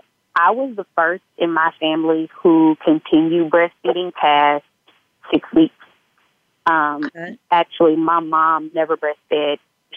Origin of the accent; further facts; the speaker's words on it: Mobile, Alabama, United States; moved away; because I'm from Mobile, Alabama.